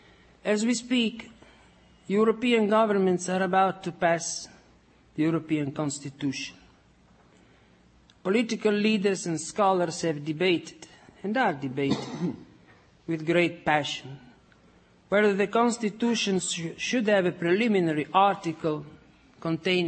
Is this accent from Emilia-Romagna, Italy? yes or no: yes; Forlì, Emilia-Romagna, Italy; moved away as an adult; now in United States; born in my hometown in Italy, in Forlì.